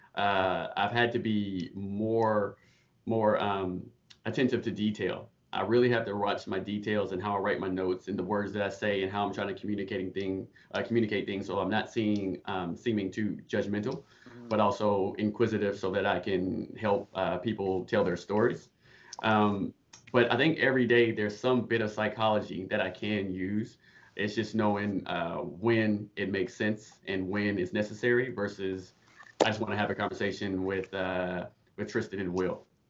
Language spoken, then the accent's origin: English; Charlotte, North Carolina, United States; moved away as an adult; now in Canada; I'm from Charlotte, North Carolina, born and raised